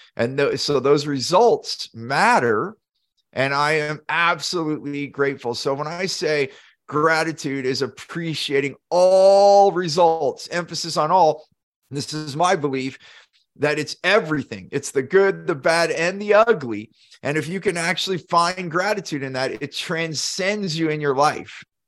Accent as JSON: {"language": "English", "area": "Silicon Valley", "region": "California", "country": "United States", "tie": "born or raised there", "said": "I grew up in Silicon Valley, so there's a lot of competition on startups"}